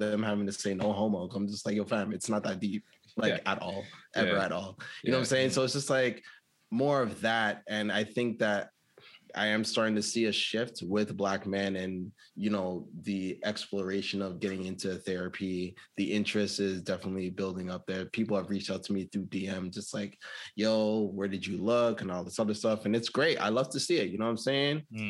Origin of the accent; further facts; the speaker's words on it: Toronto, Ontario, Canada; I come from Scarborough